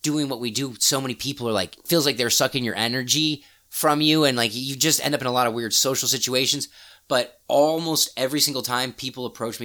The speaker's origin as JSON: {"language": "English", "region": "Missouri", "country": "United States", "tie": "born or raised there", "said": "I grew up in Missouri."}